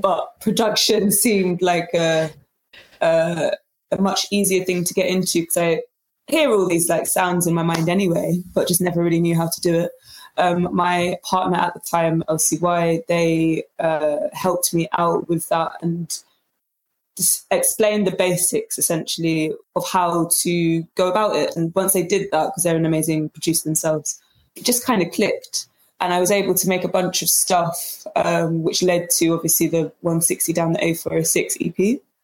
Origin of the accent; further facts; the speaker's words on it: London, United Kingdom; I am from London